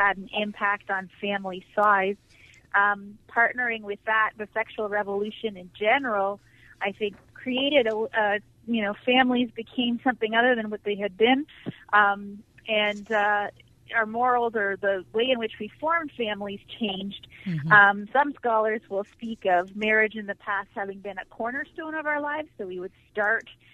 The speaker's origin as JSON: {"language": "English", "town": "Toronto", "region": "Ontario", "country": "Canada", "tie": "born or raised there", "moved": "as an adult", "said": "I grew up in Toronto, a very huge, large city in Canada"}